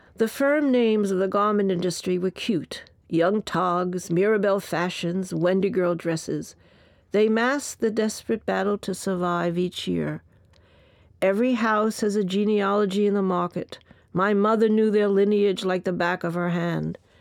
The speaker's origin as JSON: {"language": "English", "town": "New York City", "region": "New York", "country": "United States", "tie": "born or raised there", "also_born_or_lived": "Bayside, Queens"}